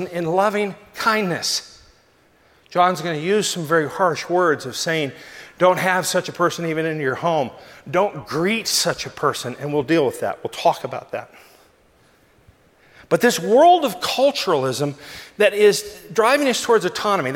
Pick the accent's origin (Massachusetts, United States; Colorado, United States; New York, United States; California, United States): California, United States; Southern; as a Southern California boy